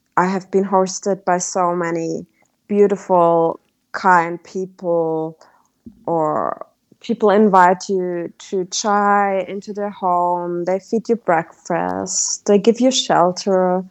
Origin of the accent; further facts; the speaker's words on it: Germany; moved away as an adult; Being back in Germany after four years